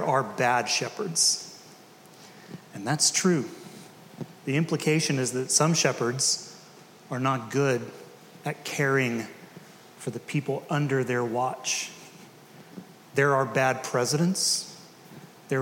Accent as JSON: {"language": "English", "town": "Decatur", "country": "United States", "tie": "born or raised there", "said": "I grew up in Decatur"}